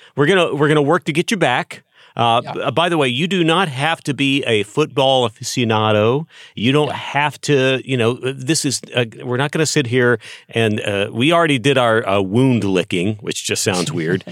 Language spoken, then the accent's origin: English; Texas, United States; I grew up in Texas.